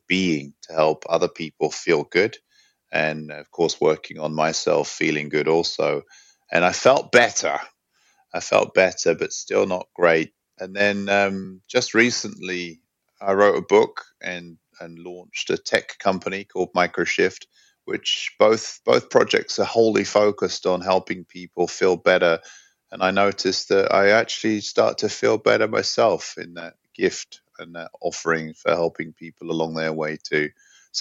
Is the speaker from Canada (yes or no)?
no; London, United Kingdom; also born or lived in New York / Hong Kong / San Francisco; now in Sweden; I grew up in London.